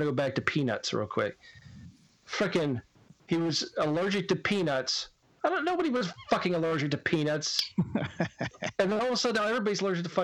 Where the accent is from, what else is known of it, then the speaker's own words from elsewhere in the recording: Pennsylvania, United States; moved away; In my hometown, where I grew up, and a lot of towns had them back up in PA